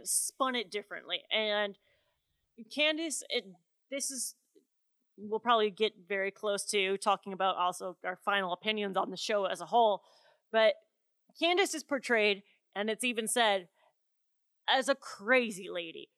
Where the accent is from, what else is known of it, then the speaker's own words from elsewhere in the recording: Wisconsin, United States; my home state, Wisconsin